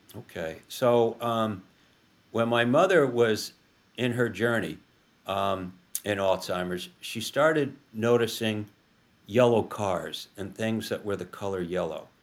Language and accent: English; Rye, New York, United States; moved away; also born or lived in Cape Cod; we were raised outside Manhattan in Rye, New York